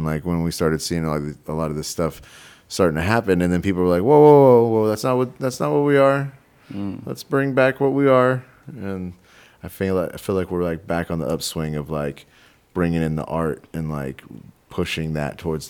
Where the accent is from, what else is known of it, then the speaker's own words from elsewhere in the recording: Texas, United States; Like I'm from Texas, and I never expected to see that many Confederate flags flying in the Northwest.